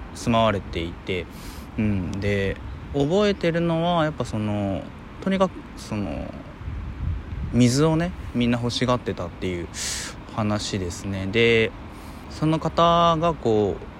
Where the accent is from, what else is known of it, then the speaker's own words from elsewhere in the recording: Hiroshima, Japan; 僕広島出身というかまあ生まれてうんで小学校の時にそのまあ、平和学習